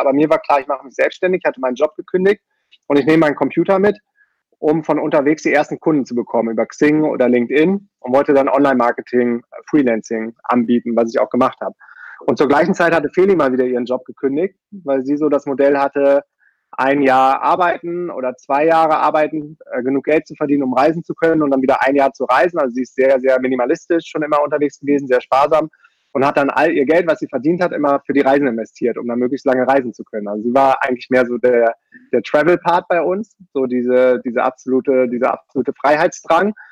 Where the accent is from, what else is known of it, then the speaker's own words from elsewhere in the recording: Düsseldorf, North Rhine-Westphalia, Germany; moved away as an adult; also born or lived in Münster / Brazil; sehr konventionell aufgewachsen in Düsseldorf und bin da zur Schule gegangen